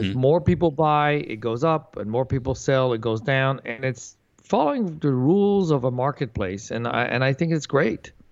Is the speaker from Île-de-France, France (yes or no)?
yes; Paris, Île-de-France, France; moved away; also born or lived in Santa Monica, California, United States; I was born in Santa Monica, California but left when I was four. My parents moved to Europe, so I grew up in Paris, France